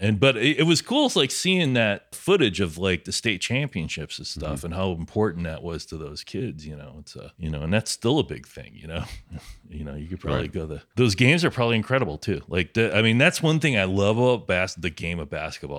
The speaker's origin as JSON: {"language": "English", "region": "Illinois", "country": "United States", "tie": "born or raised there", "said": "and I didn't grow up in Chicago. I grew up near Chicago."}